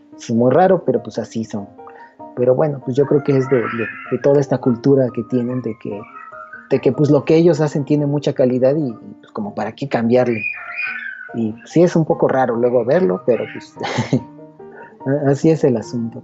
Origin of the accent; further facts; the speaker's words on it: Mexico; De México.